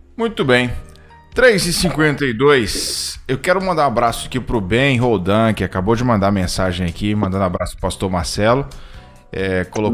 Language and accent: Portuguese; Itarantim, Bahia, Brazil; moved away; also born or lived in Vitória da Conquista, Bahia; Tarantim, que é a cidade onde foi criado